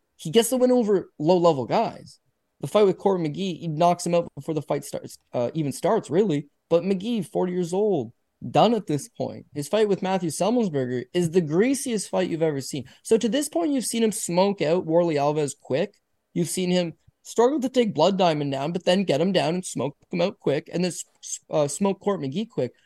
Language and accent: English; Canada; I'm Canadian.